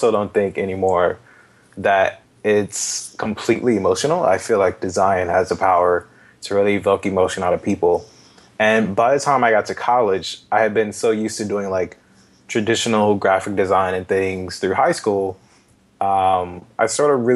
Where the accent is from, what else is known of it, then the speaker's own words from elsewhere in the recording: Atlanta, Georgia, United States; I'm originally from Atlanta. I've been here pretty much my whole life